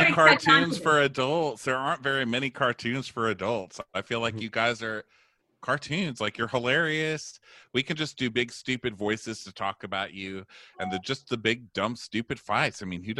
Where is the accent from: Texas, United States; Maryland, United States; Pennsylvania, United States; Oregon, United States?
Texas, United States; El Paso; accent: Texas; I grew up in El Paso, Texas. I'm a Lebanese boy from Texas.